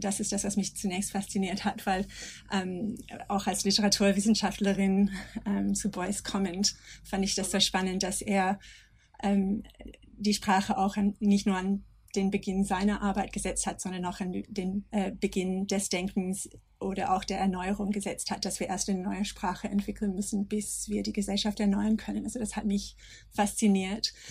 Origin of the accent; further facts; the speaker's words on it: Australia; German is a second language; moved away as an adult; now in Germany; ich komme aus Australien